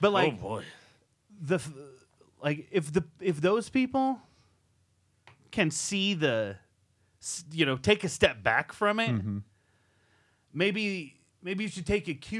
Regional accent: Iowa, United States; I'm from Iowa

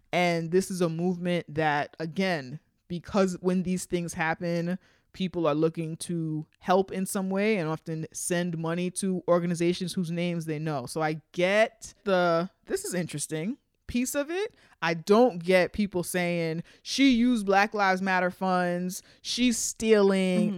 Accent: New York City, New York, United States; we're from New York

